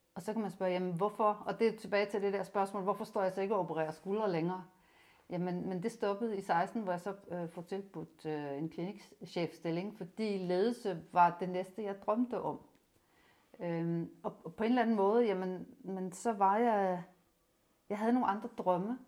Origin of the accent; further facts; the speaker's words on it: Rønne, Capital Region of Denmark, Denmark; moved away as an adult; also born or lived in Odense; gymnasiet i Rønne. Jeg er Bornholmer